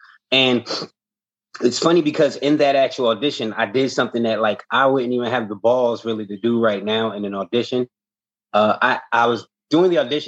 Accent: Newark, New Jersey, United States; Right. Well, I'm from Newark, New Jersey.

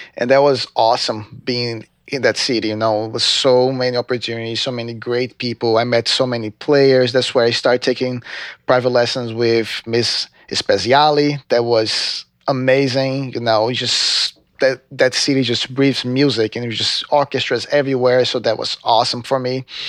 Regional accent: João Pessoa, Paraíba, Brazil; English is a second language; moved away as an adult; also born or lived in Recife; I'm actually from Recife, but I lived in João Pessoa for most of my life

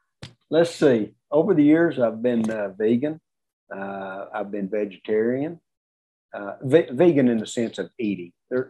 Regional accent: Texas, United States; I'm from Texas, we eat Mexican food

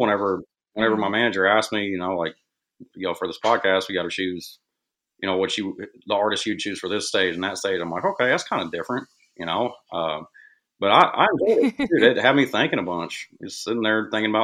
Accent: Madisonville, Kentucky, United States; moved away as an adult; also born or lived in Newburgh, Indiana / Evansville, Indiana; now in Nashville, United States; I was born in Madisonville, Kentucky. It's in like smack dab in the middle of Western Kentucky.

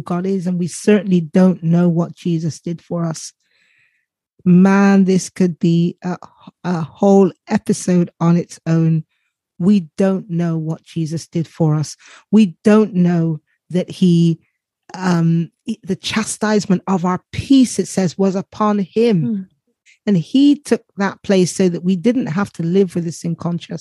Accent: the south of England, United Kingdom; accent: south of England; I live in England. Everyone can probably tell by my accent and the south of England, which is why I sound like a farmer

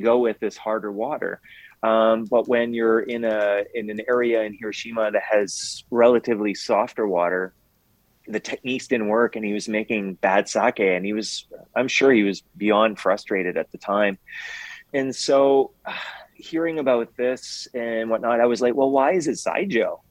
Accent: Canada; I'm French Canadian

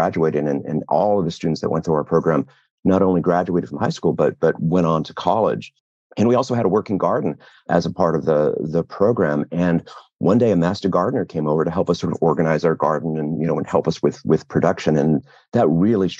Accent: Los Angeles, California, United States; my brother and I grew up here in West Los Angeles

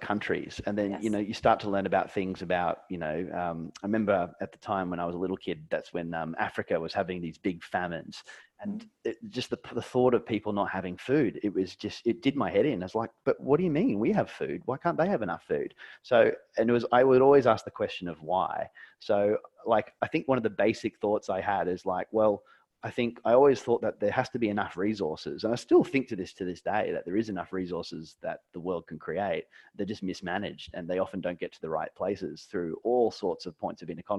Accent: Australia; also born or lived in Brisbane, Queensland, Australia; when I was in primary school age, I grew up in Maribyrnong, and Dad went through a sea change and wanted to have a houseboat business

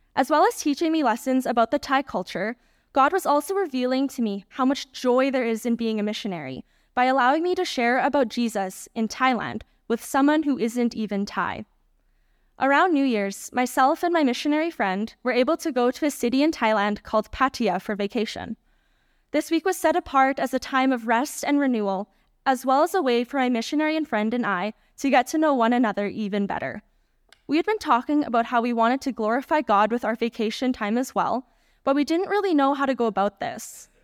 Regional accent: Canada; my home country of Canada

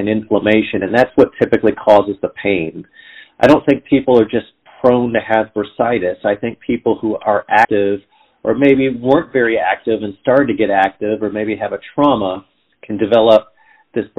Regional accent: Southern California, United States; moved away as an adult; also born or lived in Atlanta, Georgia; now in Cincinnati, United States; I grew up in Southern California

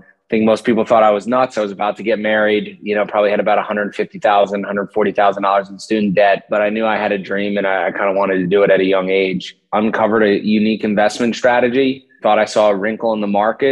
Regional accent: Glen Ridge, New Jersey, United States; I grew up in New Jersey in Glen Ridge with my parents and my younger brother

